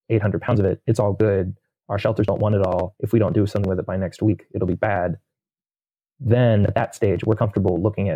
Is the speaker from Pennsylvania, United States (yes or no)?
yes; Pittsburgh, Pennsylvania, United States; now in Rochester, United States; Pittsburgh's my hometown